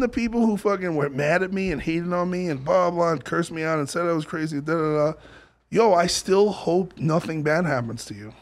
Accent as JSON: {"language": "English", "region": "New York", "country": "United States", "tie": "born or raised there", "said": "I grew up in New York"}